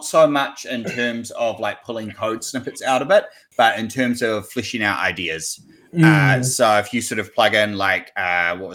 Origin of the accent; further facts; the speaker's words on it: New Zealand; I'm a developer from New Zealand